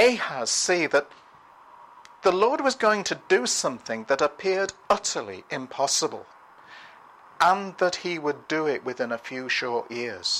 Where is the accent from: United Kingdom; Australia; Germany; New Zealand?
United Kingdom; Liverpool, North West England; my hometown, Liverpool